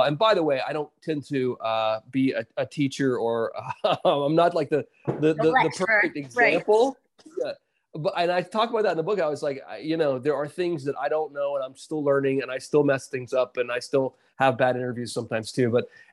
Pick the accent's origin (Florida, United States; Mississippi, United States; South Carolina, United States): South Carolina, United States; I grew up in South Carolina